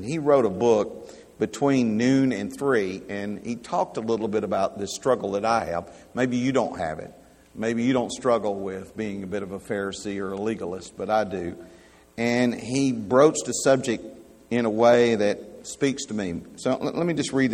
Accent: United States; I'm an American by birth.

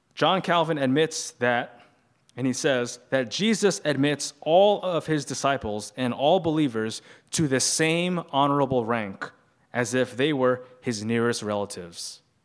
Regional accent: New York City, New York, United States; I grew up in a Chinese culture, but I grew up here in New York City

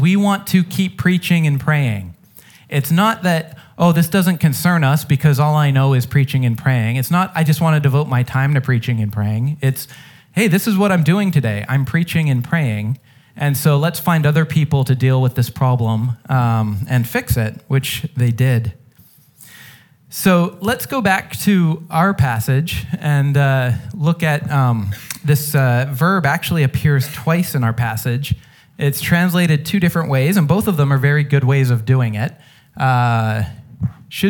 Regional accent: United States; I'm an American.

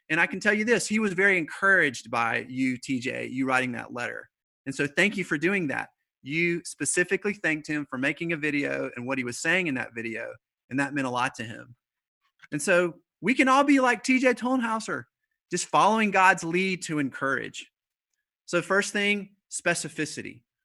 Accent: the South, United States; I'm from the South

